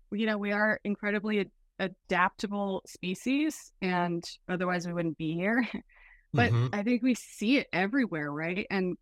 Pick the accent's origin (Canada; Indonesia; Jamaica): Canada; born there; I was born in Canada. I will start back then. I was born near an Arctic tundra, raised on an active volcano.